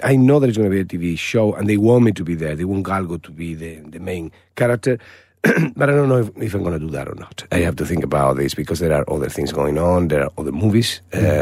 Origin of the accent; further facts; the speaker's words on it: Malaga, Andalusia, Spain; moved away; my hometown in Malaga